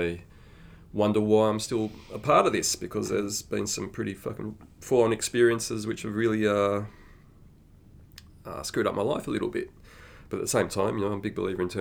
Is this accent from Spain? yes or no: no; Sydney, New South Wales, Australia; moved away as an adult; also born or lived in Melbourne; I'm actually from New South Wales, from Sydney.